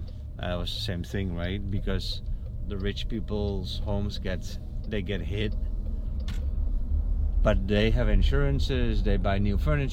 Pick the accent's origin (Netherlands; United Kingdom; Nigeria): Netherlands; also born or lived in Haiti; now in Naples, United States; I'm from the Netherlands, but we used to live in Haiti.